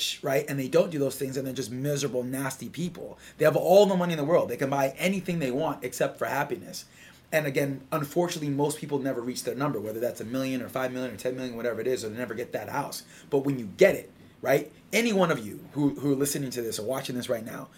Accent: Southern California, United States; I grew up in Southern California

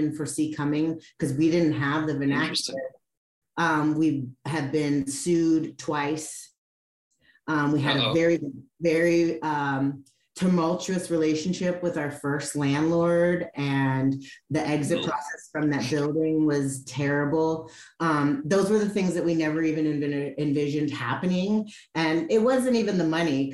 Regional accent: Cleveland, Ohio, United States; now in California, United States; I'm actually from the Midwest, I'm from Cleveland

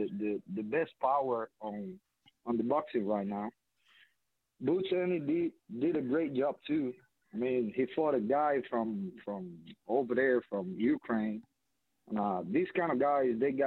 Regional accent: Cuba; I'm Cuban. I'm from Cuba.

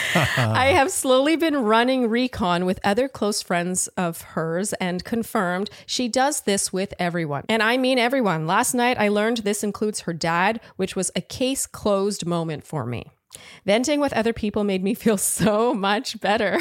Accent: Ottawa, Ontario, Canada; grew up with French, right? Like, I'm from Ottawa

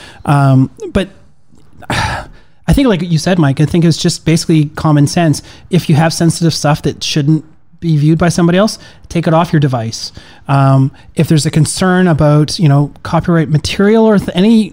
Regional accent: Ontario, Canada; now in Vancouver, Canada; I grew up in Ontario

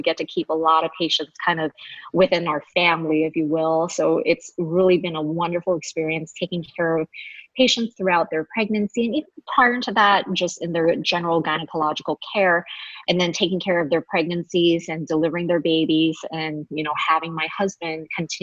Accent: Los Angeles, California, United States; also born or lived in Honolulu, Hawaii; we're actually both from San Gabriel Valley. So being both from

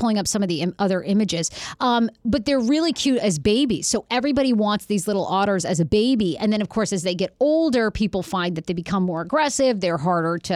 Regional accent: Maine, United States; when I grew up in Maine, we used to go to the bear dumps

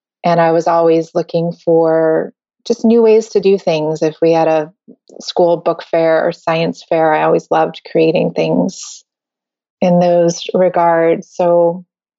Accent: Connecticut, United States; also born or lived in New York City, New York, United States; I grew up in, I was born in New York City, and then my family moved out to the suburbs in Connecticut, just outside of New York City.

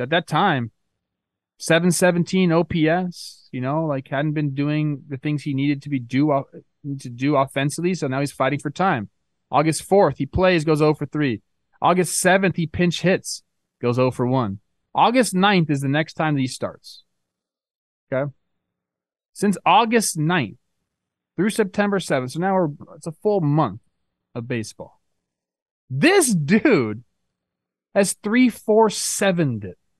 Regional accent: Castaic, California, United States; I grew up in Castaic, bro. I grew up on a truck stop.

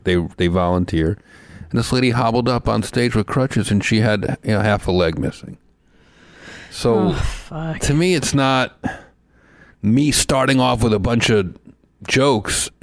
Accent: New Jersey, United States; Growing up in New Jersey, like starting out comedy in New Jersey, New York

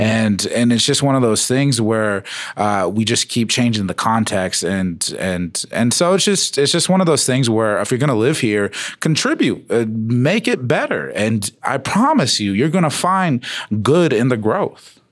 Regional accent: Phoenix, Arizona, United States; now in Denver, United States; I am from Phoenix, but I am native

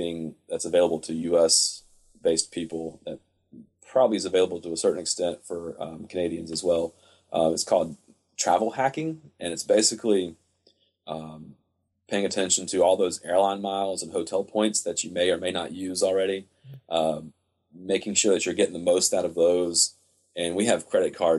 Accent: United States; me as an American traveler

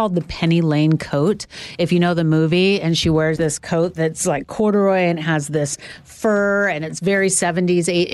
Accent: Sacramento, California, United States; when I was a rock DJ in Sacramento, my hometown at KRXQ

